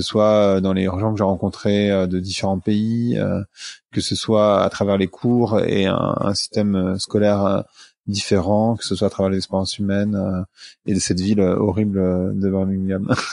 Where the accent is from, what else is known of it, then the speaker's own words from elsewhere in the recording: Paris suburbs, Île-de-France, France; also born or lived in New York, United States; je suis né dans une cité de la banlieue parisienne